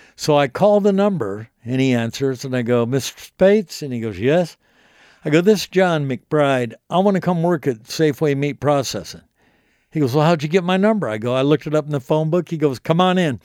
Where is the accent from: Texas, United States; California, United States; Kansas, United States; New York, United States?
Kansas, United States; Wichita; now in Nashville, United States; I grew up in Wichita, Kansas